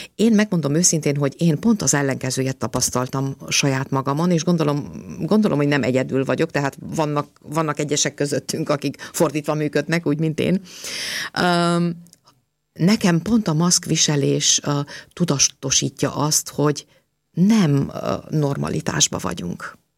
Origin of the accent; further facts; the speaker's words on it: Romania; now in Austria; én Romániában nőttem föl